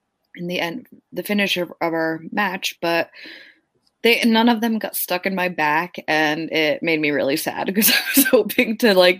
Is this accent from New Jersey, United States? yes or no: yes; Jefferson Township, New Jersey, United States; now in Sweden; in my hometown in Jefferson Township, New Jersey, we have a bagel shack